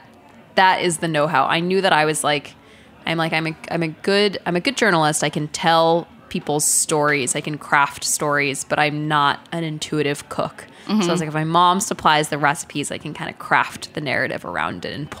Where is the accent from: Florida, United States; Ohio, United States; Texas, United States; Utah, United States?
Texas, United States; Dallas; also born or lived in New Hampshire; I was lucky enough to grow up with a really, really large extended Indian family in Dallas, Texas.